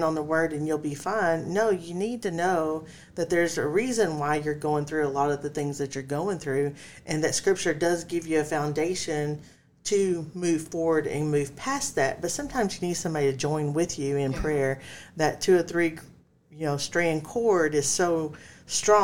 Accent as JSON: {"language": "English", "region": "Texas", "country": "United States", "said": "since we are from Texas"}